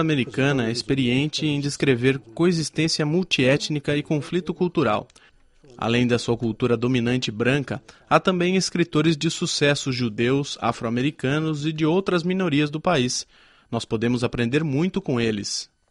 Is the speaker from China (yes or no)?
yes; Barkam, Sichuan, China; born or raised there